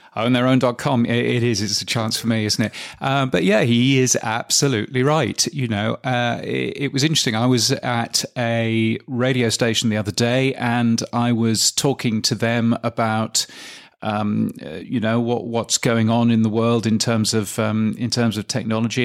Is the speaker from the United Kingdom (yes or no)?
yes; England, United Kingdom; being English